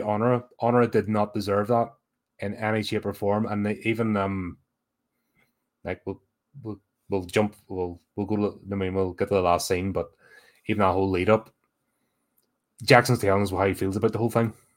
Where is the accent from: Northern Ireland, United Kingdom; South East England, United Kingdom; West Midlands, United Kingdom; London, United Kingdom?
Northern Ireland, United Kingdom; Belfast; growing up in Belfast during the 80s